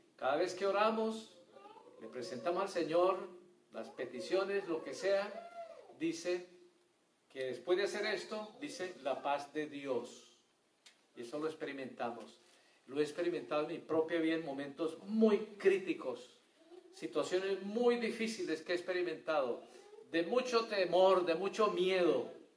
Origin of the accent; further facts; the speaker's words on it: Colombia; moved away; Allá en mi pueblo, en Colombia